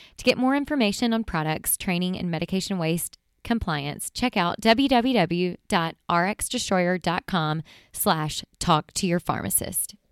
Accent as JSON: {"language": "English", "region": "Mississippi", "country": "United States", "moved": "yes", "lives_now": "Nashville, United States", "said": "I'm from Mississippi"}